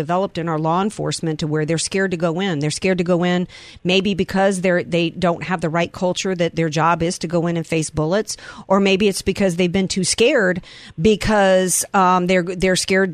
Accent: the South, United States; I grew up in the South, Jonathan Peck, where, you know, kids would roll up and into school with loaded gun racks in the back.

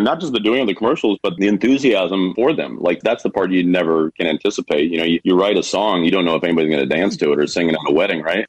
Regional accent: Kansas City, United States; which is my hometown.

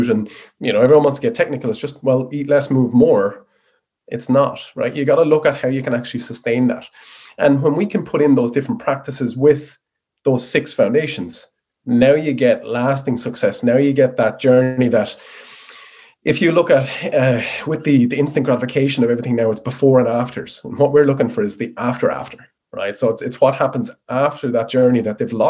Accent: Wexford, Leinster, Ireland; moved away as an adult; also born or lived in Dublin; I'm a Wexford boy in the sunny southeast

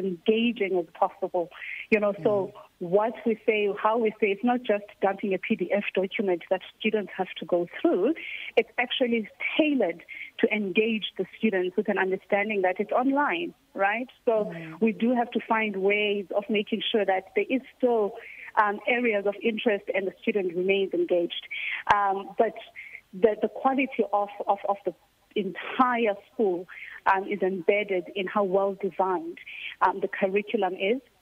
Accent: Butterworth, Eastern Cape, South Africa; moved away; It's a small town, yeah, called Butterworth.

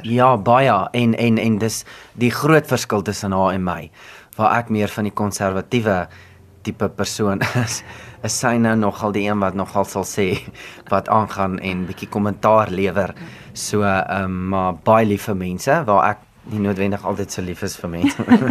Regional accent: Free State, South Africa; also born or lived in Bloemfontein; ek kom van die Vrystaat af en dit is my belangrik altyd om dit te sê en dit is my belangrik om te sê van Edinburgh, want dit is 'n baie mooi klein dorpie

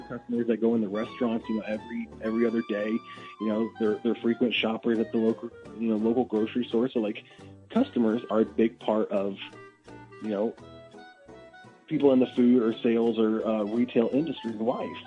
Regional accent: Athens, Illinois, United States; moved away as an adult; now in Springfield, United States; I grew up in Athens, you know, just 20 minutes uh, just north of here

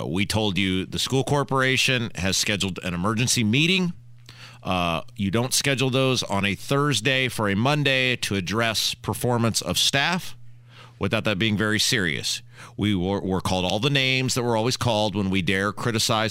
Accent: Brownsburg, Indiana, United States; I'm from Brownsburg

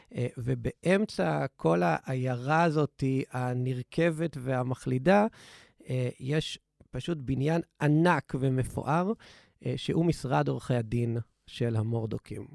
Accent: Israel

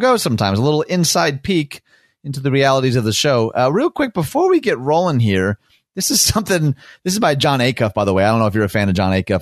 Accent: Michigan, United States; my home state, America's high five of Michigan.

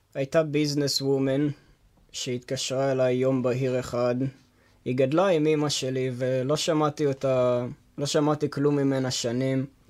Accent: Beersheba, Southern District, Israel; also born or lived in Texas, United States; נולדתי באמריקה, בטקסס, Mm. ופשוט עברתי לפה כשהייתי ילד קטן

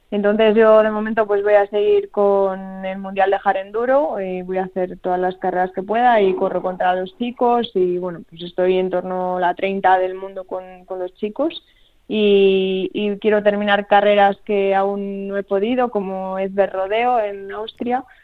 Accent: Spain; siendo española ir para allá no es tan fácil como ser de allí

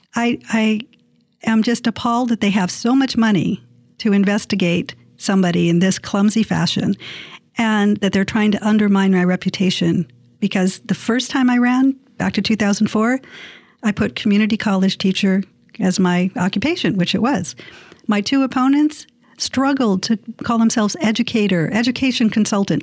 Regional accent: San Diego, California, United States; my hometown

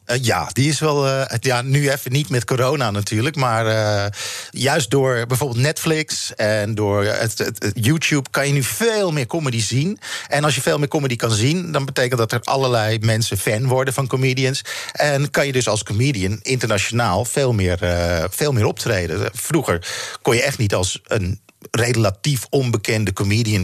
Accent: Netherlands; wij een hele aparte jaren 60 hebben gehad in Nederland

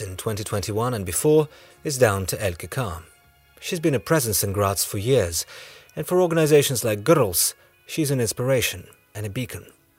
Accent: Moscow, Russia; moved away; I was born in Moscow the year before, and in an incredible coincidence, it turns out that she lived just a couple of streets away from where I grew up.

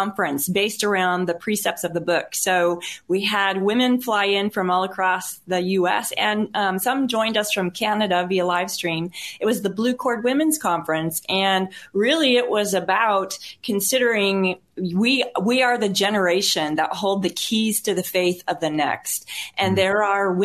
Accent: Missouri, United States; now in Richardson, United States; I grew up on America's heartland in the farm fields of Missouri

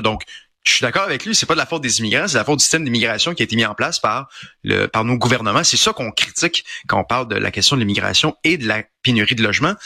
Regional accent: Quebec, Canada; Je suis un Québécois, je suis un francophone.

